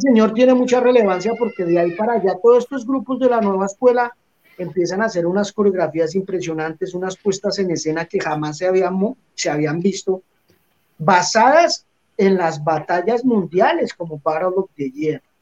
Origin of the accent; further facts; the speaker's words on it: Colombia; moved away as an adult; salí de Colombia en el 97